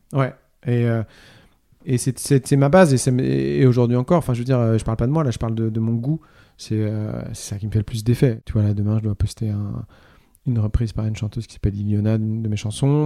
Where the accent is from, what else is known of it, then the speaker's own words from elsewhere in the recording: Normandy, France; j'ai grandi en Normandie